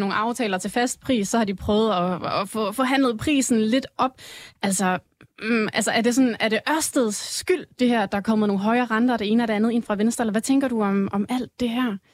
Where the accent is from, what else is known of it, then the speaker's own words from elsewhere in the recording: South Jutland, Southern Denmark, Denmark; jeg er sønderjyde